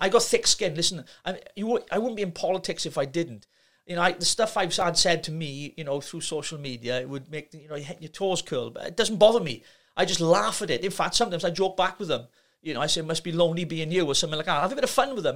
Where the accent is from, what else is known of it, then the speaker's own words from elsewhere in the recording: Llanelli, Wales, United Kingdom; troubled teenager growing up in Llanelli